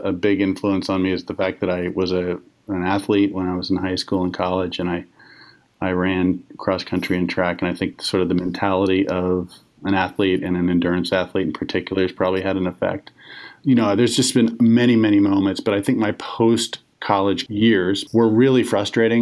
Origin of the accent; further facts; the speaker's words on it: Arlington, Virginia, United States; moved away as an adult; also born or lived in Washington, D.C. / Texas; I grew up mostly in Arlington, Virginia